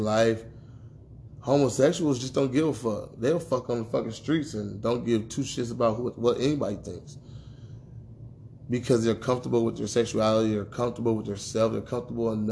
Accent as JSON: {"language": "English", "country": "United States", "tie": "born or raised there", "said": "as black men growing up in America"}